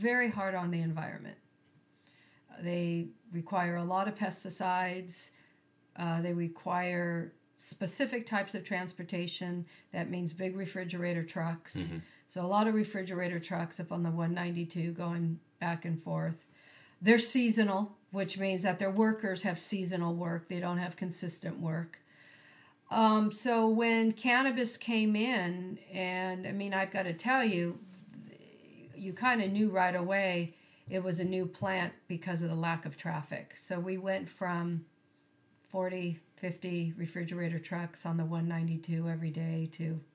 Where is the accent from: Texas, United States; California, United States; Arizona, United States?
California, United States; Carpinteria; I grew up on Starpine Road